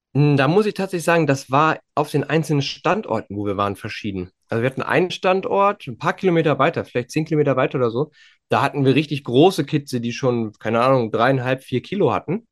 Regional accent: Western Pomerania, Mecklenburg-Vorpommern, Germany; bei uns in Vorpommern

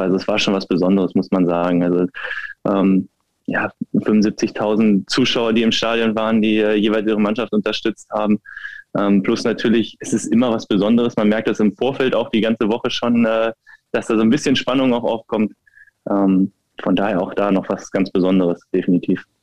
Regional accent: near Wolfsburg, Lower Saxony, Germany; moved away as an adult; now in Berlin, Germany; der VfL war nicht weit von meiner Heimat entfernt und von daher ist es natürlich auch ein Stück Heimat für mich gewesen. Ich bin da aufgewachsen in dem Verein

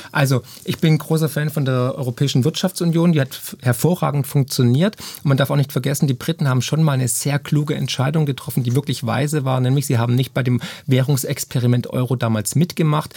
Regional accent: Schorndorf, Baden-Württemberg, Germany; moved away; also born or lived in Argentina / United States; aus Schondorf, aus meiner Heimat

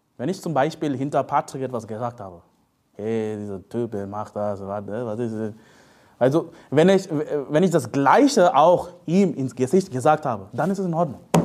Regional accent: India; German is a second language; moved away as an adult; also born or lived in Leipzig, Germany; now in Germany; ich komme aus Indien

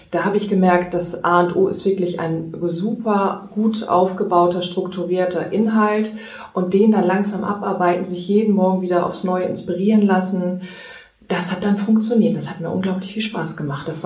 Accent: Hamburg, Germany; moved away as an adult; now in Ovendorf, Germany; Und da bin ich vor zwei Jahren einfach auf die Entschleunigungsspur gegangen und aus Hamburg, aus meiner Heimatstadt rausgezogen in die Nähe von Travemünde und wohne jetzt in einem 236 Seelendorf namens Ovendorf.

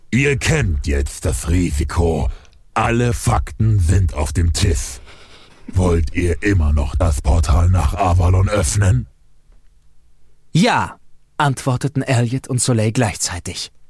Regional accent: Munich, Bavaria, Germany; Nee, aber äh, ich komme ja aus München.

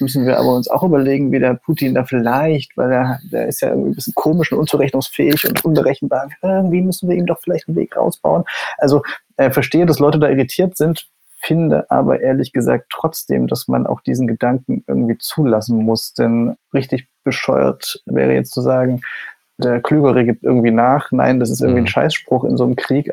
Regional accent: East Germany, Germany; ich bin ja Ostdeutscher

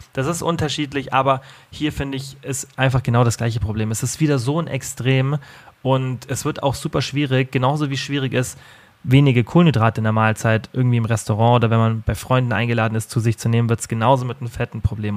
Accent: Germany; bei uns in Deutschland

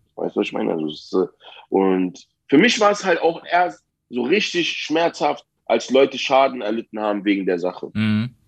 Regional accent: Berlin, Germany; Ich bin ein Berliner

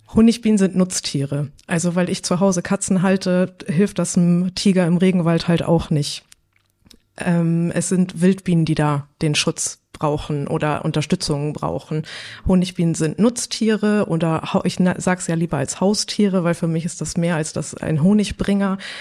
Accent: Hamburg, Germany; moved away as an adult; also born or lived in Bredstedt; now in North Frisia, Germany; Ich bin eigentlich eine Hamburger deren, bin jetzt seit zehn Jahren in Nordfriesland.

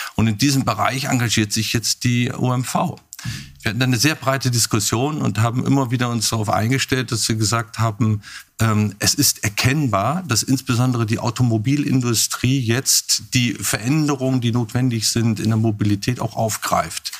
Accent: Germany; Ich bin ja in Hamburg geboren, in der Nähe

